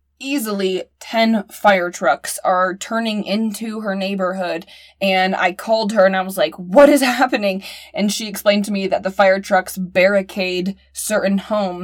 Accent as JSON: {"language": "English", "region": "Indiana", "country": "United States", "said": "being from Indiana"}